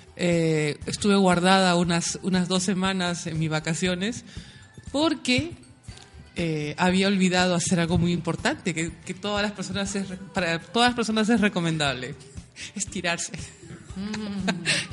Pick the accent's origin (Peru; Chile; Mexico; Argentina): Peru; Lima; moved away; la ciudad donde yo nací, en Lima